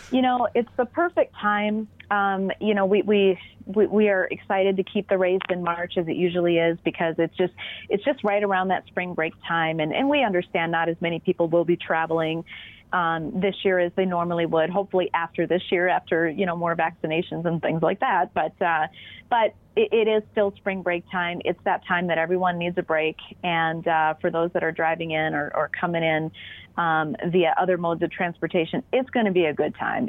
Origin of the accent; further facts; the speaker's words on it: Minnesota, United States; accent: Minnesota; we're all Minnesotan